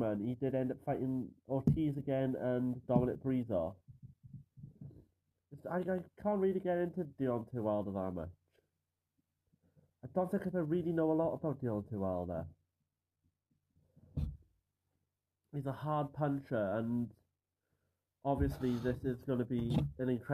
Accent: Caerphilly, Wales, United Kingdom; I'm from Caerphilly, Wales

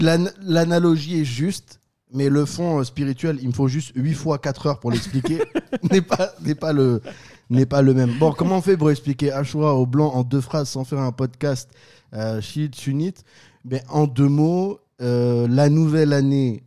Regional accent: France; Chez moi, en France

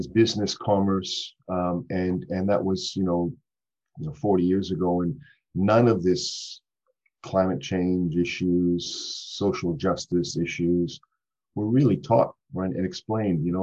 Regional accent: Canada; moved away as an adult; now in Brisbane, Australia; So I'm a Canadian.

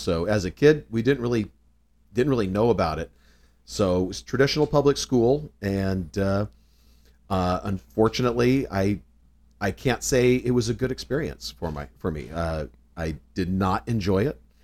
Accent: Southern California, United States; also born or lived in North Carolina; I was born actually in North Carolina, but only lived there for a few years. Uh, so largely raised in Southern California.

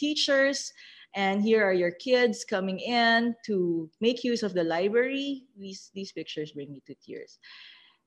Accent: Cagayan Valley, Philippines; when I was growing up in Cagayan

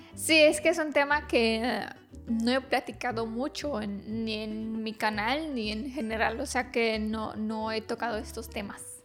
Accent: Romania

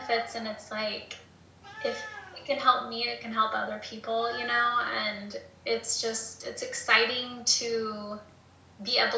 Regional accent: Topeka, Kansas, United States; also born or lived in Prairie Band Potawatomi reservation, Kansas; I live here on a reservation. I grew up in Topeka, and so, I mean, we were up here all the time, but I mean, so I was raised up here as well as in Topeka

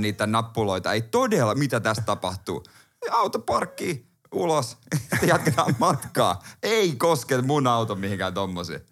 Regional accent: Seinäjoki, South Ostrobothnia, Finland; now in Helsinki, Finland; totta kai mä oon Seinäjoelta

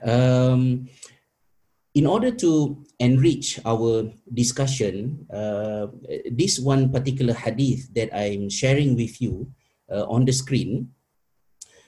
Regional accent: Malaysia; moved away; my fellow teachers back in my home country in Malaysia

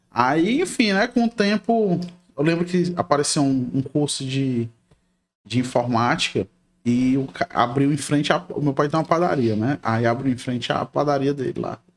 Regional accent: Rio de Janeiro, Brazil; Eu nasci no Rio de Janeiro.

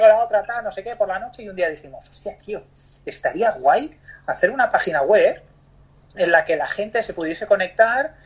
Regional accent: Barcelona, Catalonia, Spain; also born or lived in Bali, Indonesia; soy de Barcelona. Eh, nací aquí, he vivido aquí.

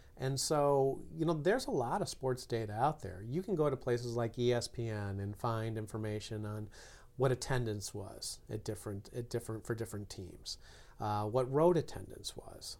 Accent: Chicago, Illinois, United States; grew up in Chicago

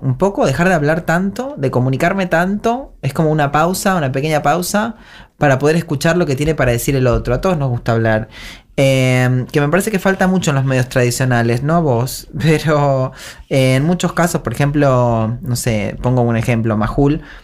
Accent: Argentina; volví muy feliz de volver a mi pueblo, a mi tierra querida, a mi tierra. De esta es mi tierra, mi tierra querida argentina

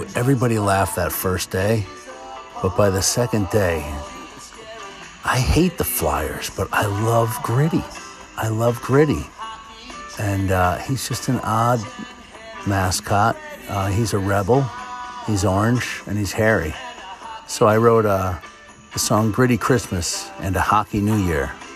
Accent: Connecticut, United States; I'm from Connecticut

